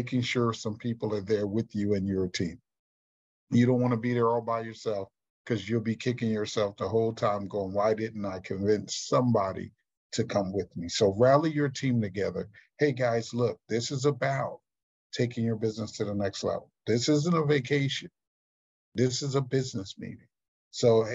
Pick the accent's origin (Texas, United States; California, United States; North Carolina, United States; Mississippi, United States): Texas, United States; Houston; in my hometown of Houston, Texas